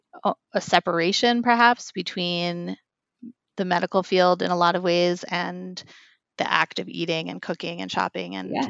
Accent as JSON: {"language": "English", "town": "New York City", "region": "New York", "country": "United States", "said": "I'm a New Yorker"}